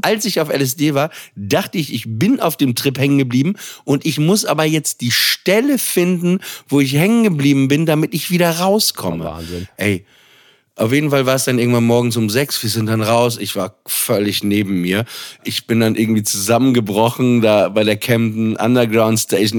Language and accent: German; Papenburg, Lower Saxony, Germany; ich komme aus Papenburg im Emsland